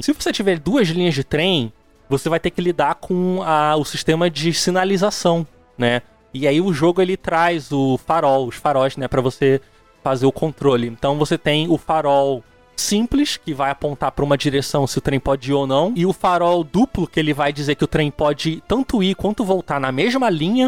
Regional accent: Rio de Janeiro, Brazil; also born or lived in ABC Paulista; eu sou do Rio

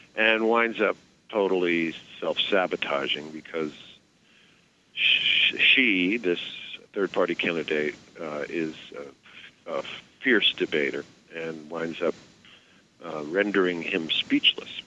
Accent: New York City, New York, United States; I grew up in New York City

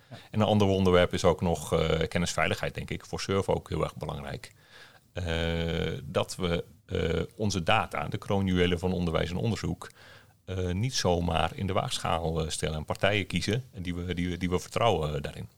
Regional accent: Netherlands; mijn trots Nederlanderschap

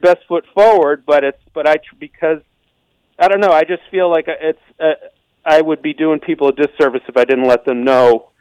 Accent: Eastern Massachusetts, United States; I grew up in Eastern Mass, and I grew up in the blizzard of 78

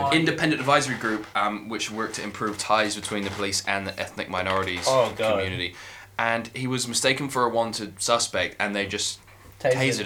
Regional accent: Bristol, South West England, United Kingdom; now in New Zealand; I'm from Bristol

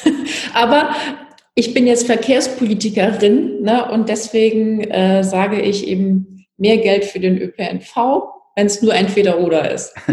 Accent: Pirmasens, Rhineland-Palatinate, Germany; now in Hamburg, Germany; Ich bin ja in der Pfalz aufgewachsen, habe in Pirmasens Abi gemacht

